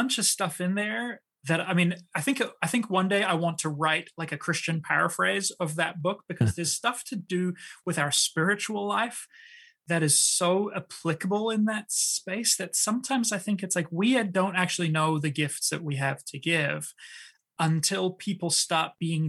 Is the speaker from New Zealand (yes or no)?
yes; New Zealand; also born or lived in South Pacific / France / Switzerland; So I was born in New Zealand, and I did kind of grow up in New Zealand, but I grew up all over the South Pacific. I lived in France and Switzerland.